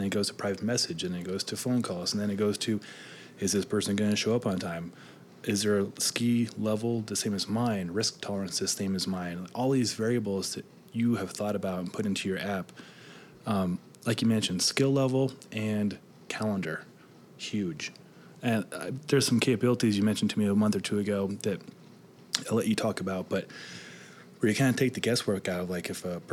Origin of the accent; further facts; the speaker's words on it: Nebraska, United States; I grew up in Nebraska, and I did 4-H